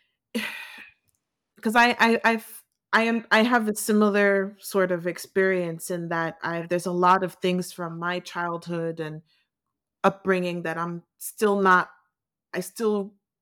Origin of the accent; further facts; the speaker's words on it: United States; I grew up in the U.S.